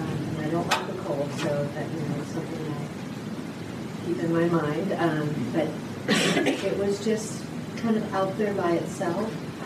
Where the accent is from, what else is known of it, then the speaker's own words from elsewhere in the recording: Cedar Rapids, Iowa, United States; Cedar Rapids, Iowa.